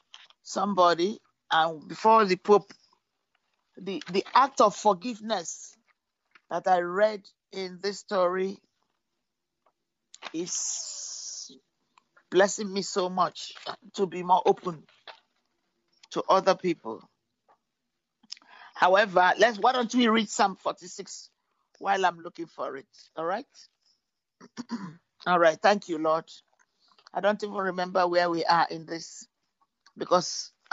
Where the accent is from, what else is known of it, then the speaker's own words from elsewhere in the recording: London, United Kingdom; moved away as an adult; also born or lived in Nigeria; now in Somerville, United States; I grew up in London too